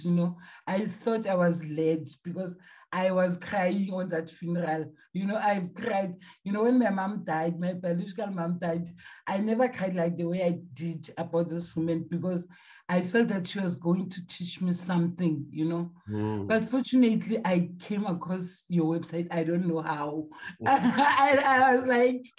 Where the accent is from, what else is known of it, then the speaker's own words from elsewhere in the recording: Gauteng, South Africa; I'm from South Africa.